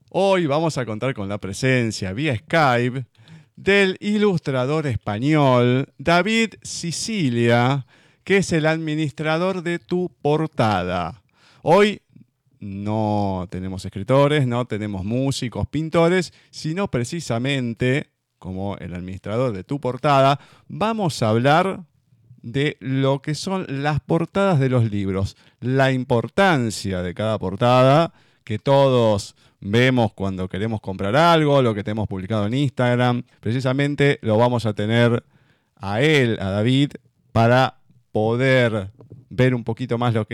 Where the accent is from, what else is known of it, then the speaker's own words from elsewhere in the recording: Madrid, Community of Madrid, Spain; yo soy madrileño, nacido